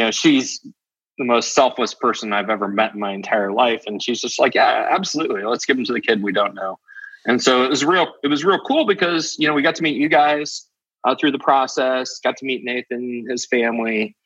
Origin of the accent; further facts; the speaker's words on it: Topeka, Kansas, United States; we grew up in Topeka